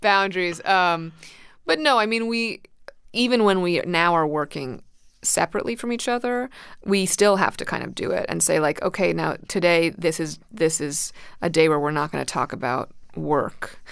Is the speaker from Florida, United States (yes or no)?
no; New York City, New York, United States; also born or lived in Manhattan, New York; I moved to Brooklyn when I was two with, with my parents